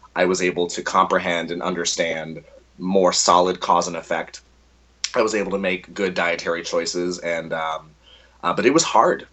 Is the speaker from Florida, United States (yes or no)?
yes; Orlando, Florida, United States; also born or lived in Texas; I am a Texas-born uh, Florida native because I was raised in Orlando, Florida, for most of my life.